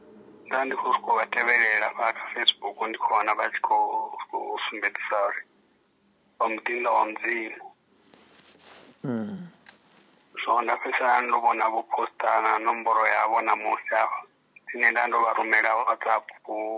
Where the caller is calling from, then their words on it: Johannesburg, Gauteng, South Africa; I'm in Johannesburg.